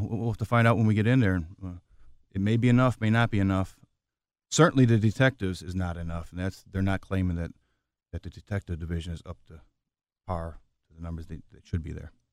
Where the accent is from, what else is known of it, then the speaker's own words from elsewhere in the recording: Chicago, Illinois, United States; I was born and raised in Chicago